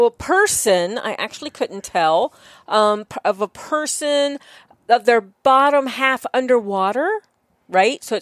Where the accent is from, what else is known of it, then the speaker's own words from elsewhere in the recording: East Coast, United States; moved away; being from the East Coast